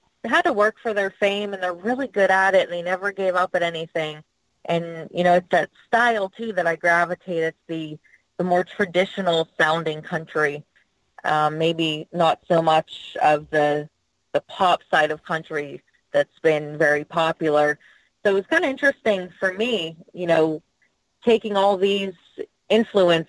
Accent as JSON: {"language": "English", "town": "North Huntington", "region": "Pennsylvania", "country": "United States", "tie": "born or raised there", "said": "my hometown in North Huntington"}